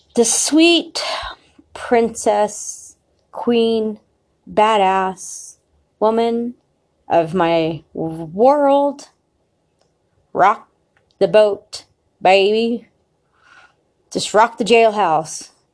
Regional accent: United States; we as American citizens

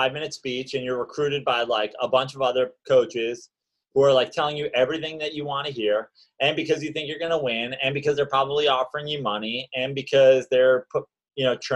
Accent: Westchester, New York, United States; also born or lived in Greenwich, Connecticut; I am from Westchester, New York

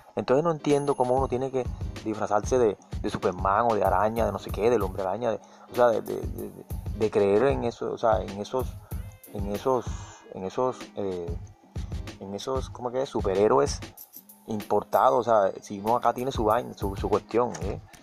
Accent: Colombia

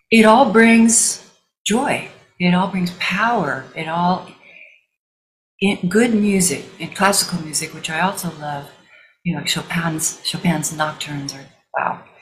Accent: Missouri, United States; I grew up in Missouri, and my mother used to take us to revival tents

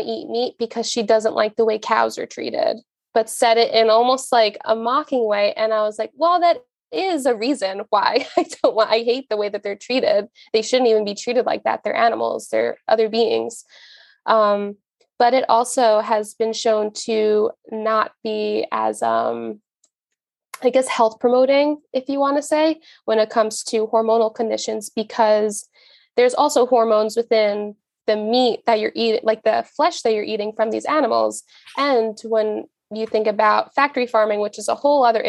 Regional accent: Long Island, New York, United States; I'm from Long Island

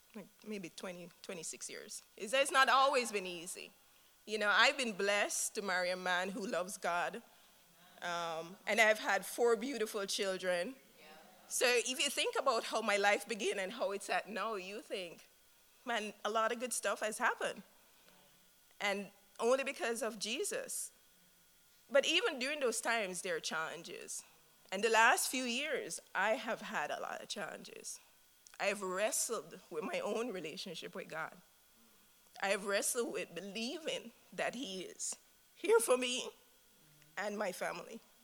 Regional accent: Jamaica; moved away; I'm from Jamaica. My husband and I, Mohinder, are from Jamaica.

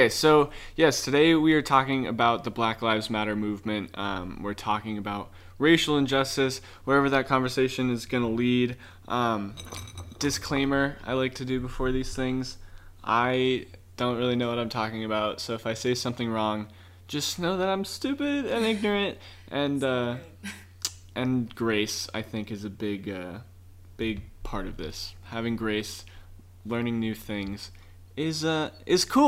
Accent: San Clemente, California, United States; our little town

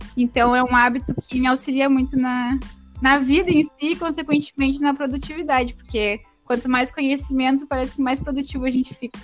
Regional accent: Pelotas, Rio Grande do Sul, Brazil; sou de Pelotas, Rio Grande do Sul. Então, estou um pouquinho longe, vamos dizer assim. Mas uh, no caso, nasci aqui no Grande do Sul

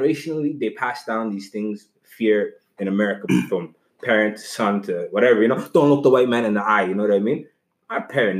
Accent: Ottawa, Ontario, Canada; also born or lived in Africa; We came from Africa in the 90s. I remember being where we come from, like in Ottawa.

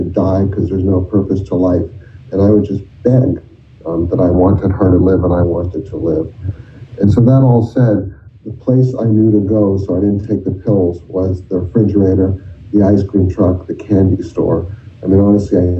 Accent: Virginia, United States; I'm from Virginia

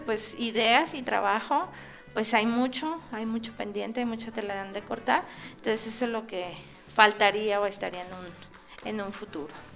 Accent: Mexico; como investigadores, como académicos y como este mexicanos

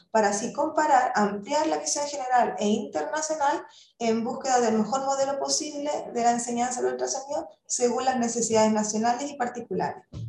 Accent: Chile; moved away as an adult; yo soy chilena

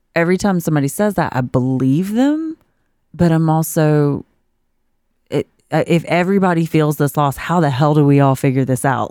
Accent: South Georgia, United States; I'm from South Georgia.

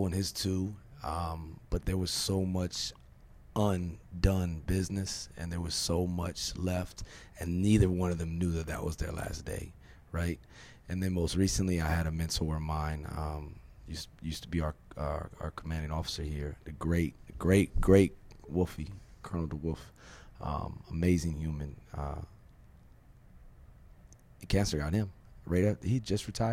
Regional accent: Virginia, United States; I'm from Virginia

